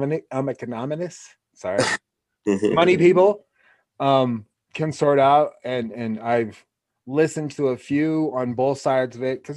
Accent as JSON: {"language": "English", "town": "Portland", "region": "Oregon", "country": "United States", "tie": "born or raised there", "moved": "yes", "lives_now": "Laramie, United States", "said": "growing up in Oregon, my classes were very mixed."}